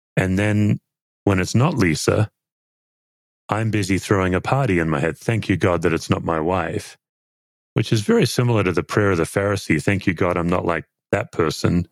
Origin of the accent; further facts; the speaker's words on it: Australia; accent: Aussie; my Aussie accent